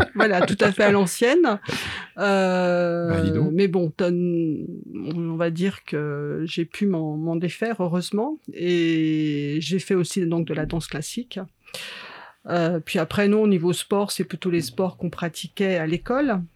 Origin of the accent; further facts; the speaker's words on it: Chambéry, Auvergne-Rhône-Alpes, France; moved away as an adult; also born or lived in Paris; J'ai grandi sur Chambéry, en fait, sur un petit village euh, sur les hauteurs de Chambéry